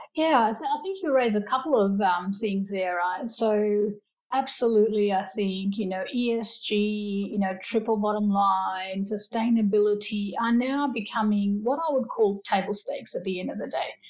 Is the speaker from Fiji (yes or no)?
yes; Fiji; now in Australia; I grew up in Fiji, so I'm Fijian Indian descent, and you know my parents migrated uh, for a better life with their children to Australia